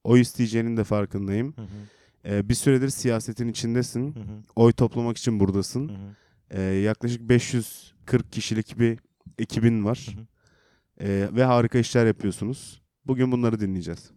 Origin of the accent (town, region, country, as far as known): Black Sea Region, Turkey